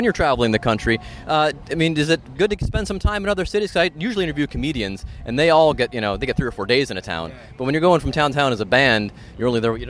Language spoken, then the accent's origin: English; Cleveland, Ohio, United States; now in Cincinnati, United States; because I'm from Cleveland originally.